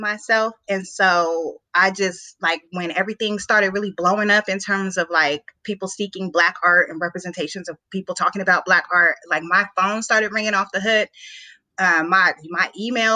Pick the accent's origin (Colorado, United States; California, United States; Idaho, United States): Colorado, United States; Denver; moved away as an adult; now in Washington, D.C., United States; growing up in Denver, where there's a lot of black people in Denver